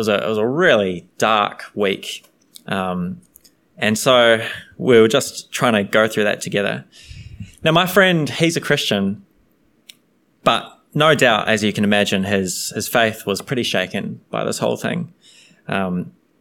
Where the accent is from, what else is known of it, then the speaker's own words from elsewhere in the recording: New Zealand; I'm from New Zealand